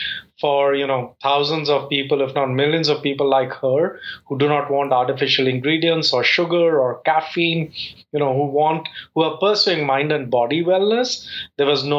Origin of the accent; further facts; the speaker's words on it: India; now in Atlanta, United States; I've called Atlanta home for 20 years, but yes, I'm from India